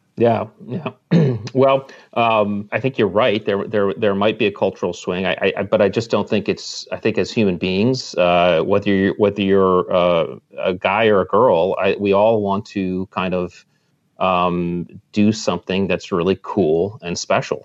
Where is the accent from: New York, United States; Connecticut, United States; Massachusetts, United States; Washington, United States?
Connecticut, United States; I grew up in Connecticut, right on the water, and I was a water rat since I was a kid